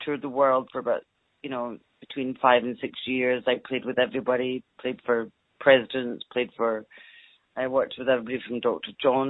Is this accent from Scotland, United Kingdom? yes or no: yes; Scotland, United Kingdom; moved away; also born or lived in London / Los Angeles; Well, I grew up in Scotland, which is part of the United Kingdom.